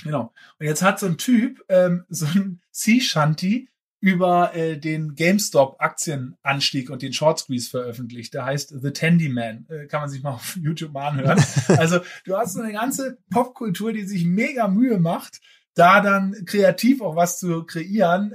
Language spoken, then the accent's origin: German; Germany; also born or lived in Berlin; ich bin ja Berliner, ne? Äh, wie du weißt. Ursprünglich, dann aus Friesland aufgewachsen